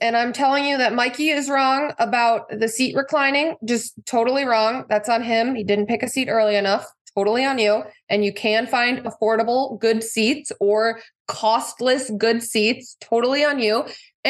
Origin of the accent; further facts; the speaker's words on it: Midwest, United States; Growing up in the Midwest, we didn't even have a high school lacrosse team.